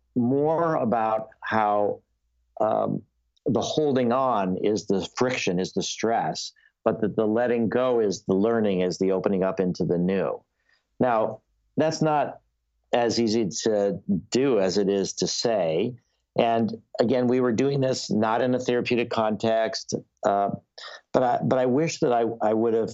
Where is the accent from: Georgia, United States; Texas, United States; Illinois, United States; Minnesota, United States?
Illinois, United States; Skokie; growing up in Skokie, where everybody is Jewish